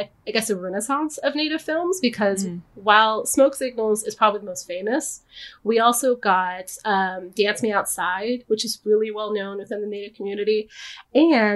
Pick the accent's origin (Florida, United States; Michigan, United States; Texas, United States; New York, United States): Texas, United States; I grew up in Texas